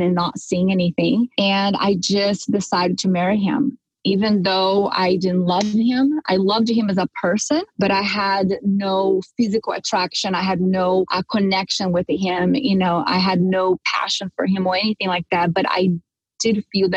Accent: Brazil; moved away as an adult; now in California, United States; I come from Brazil, and culturally speaking, we are raised, right, to get married, you know, have kids and take care of the house and be a good housewife. So I grew up like, you know, any normal Brazilian girl

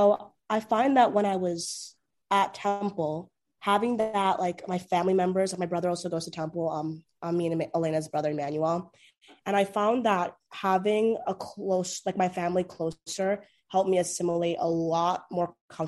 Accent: Townsend, Delaware, United States; moved away as an adult; now in Los Angeles, United States; I'm also from Townsend, Delaware

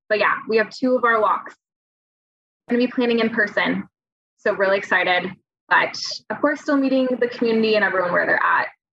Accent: California, United States; moved away as an adult; now in Oregon, United States; I grew up in California

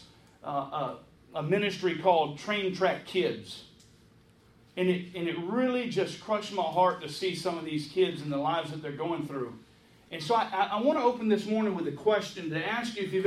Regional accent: Hilton Head Island, South Carolina, United States; my hometown of Hilton Head.

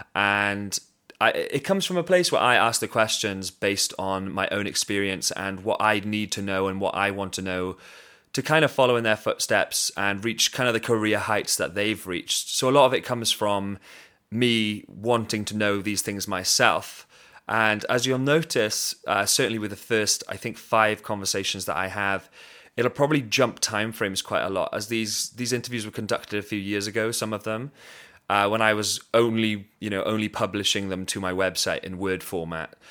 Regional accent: Swansea, Wales, United Kingdom; I'm from Swansea City in Wales, in the U K, very proud of it

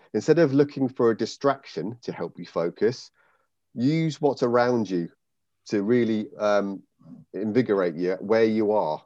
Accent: United Kingdom; now in Raunds, Northamptonshire, United Kingdom; I grew up in the Wye Valley

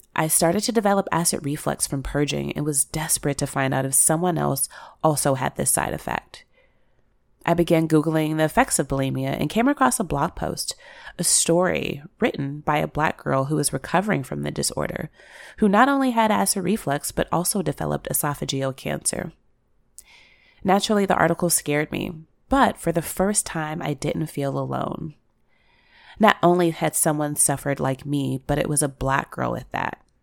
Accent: Chicago, Illinois, United States; I grew up in Chicago

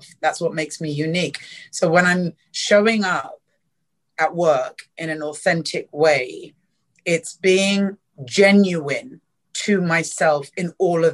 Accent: London, United Kingdom; moved away as an adult; also born or lived in East Africa; now in Singapore; I grew up in South London

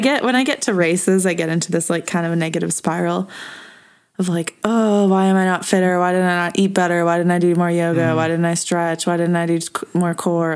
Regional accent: Edmonton, Alberta, Canada; Edmonton, my hometown.

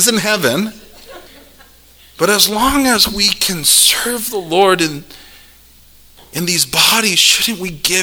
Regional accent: South El Monte, California, United States; I grew up in South El Monte in Gangsterville

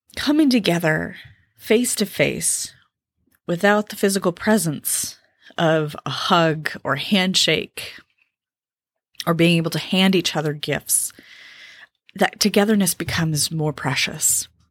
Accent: California, United States; moved away as an adult; I grew up in California

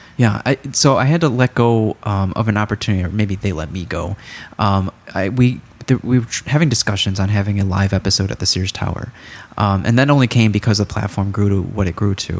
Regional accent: Chicago, Illinois, United States; as a Chicagoan

